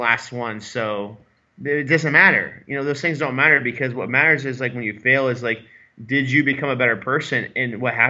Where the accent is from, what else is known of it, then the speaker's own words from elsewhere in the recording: Iowa, United States; I'm from Iowa